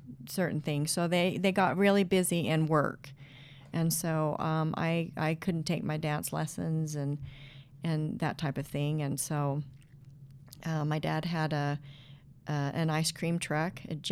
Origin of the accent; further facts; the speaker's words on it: Idaho Falls, Idaho, United States; I grew up in Idaho Falls, out in the country